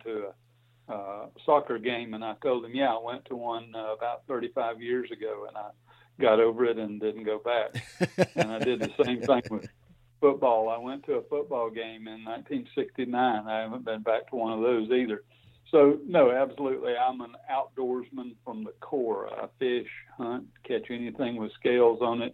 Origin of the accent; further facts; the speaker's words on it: Dothan, Alabama, United States; I grew up on a farm down near Dothan, Alabama